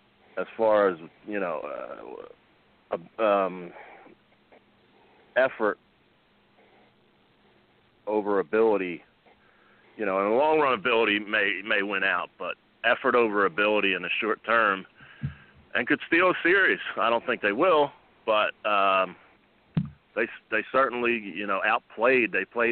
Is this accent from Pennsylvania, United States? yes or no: yes; Philadelphia, Pennsylvania, United States; I am loyal to my hometown team.